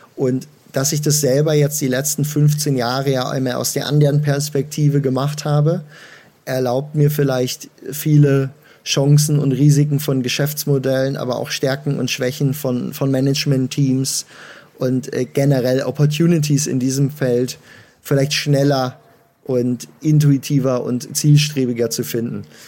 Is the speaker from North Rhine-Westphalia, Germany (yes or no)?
yes; Münster, North Rhine-Westphalia, Germany; Ich äh, komme gebürtig aus Münster und äh, habe dort angefangen, mit 15 meine Eltern zu überreden